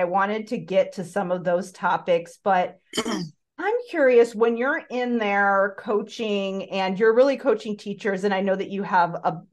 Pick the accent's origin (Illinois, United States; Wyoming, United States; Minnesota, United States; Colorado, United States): Illinois, United States; Chicago suburbs; I'm from the Chicago area as well, but but from the suburbs.